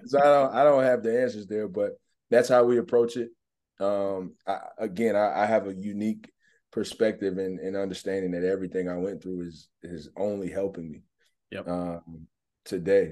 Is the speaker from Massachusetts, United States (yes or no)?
no; Mississippi, United States; moved away as an adult; also born or lived in Atlanta, Georgia; now in Omaha, United States; I grew up in Mississippi